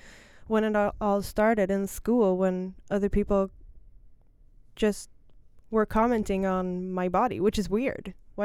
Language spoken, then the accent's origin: English; Stockholm, Stockholm County, Sweden; English is a second language; I'm born and raised in Stockholm. I'm 30 years old.